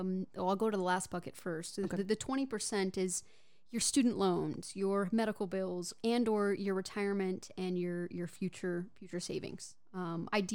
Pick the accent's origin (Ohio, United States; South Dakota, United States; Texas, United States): Texas, United States; Houston; I am from Houston